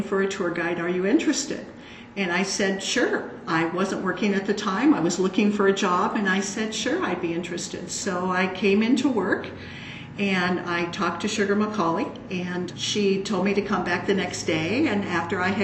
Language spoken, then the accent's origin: English; Des Moines, Iowa, United States; I did grow up around this area